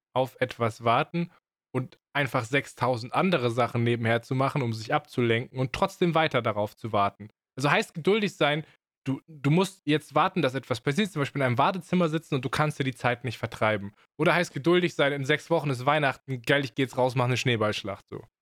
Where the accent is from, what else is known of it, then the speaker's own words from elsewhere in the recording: Swabia, Germany; Ich bin Schwabe